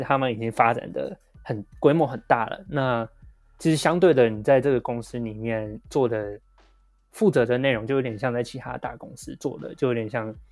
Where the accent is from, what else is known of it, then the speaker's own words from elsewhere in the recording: Taiwan; 我们台湾人